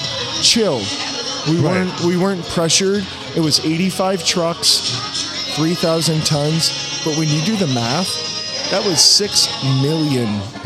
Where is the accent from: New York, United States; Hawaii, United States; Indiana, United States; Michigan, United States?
New York, United States; moved away; I'm some dude from New York who lives